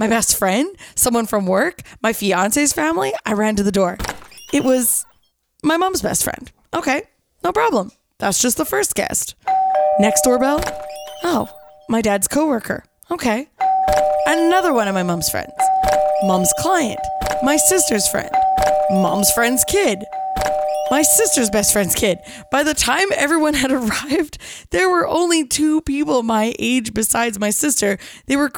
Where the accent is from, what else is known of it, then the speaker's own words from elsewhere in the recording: Kelowna, British Columbia, Canada; now in Vancouver, Canada; my hometown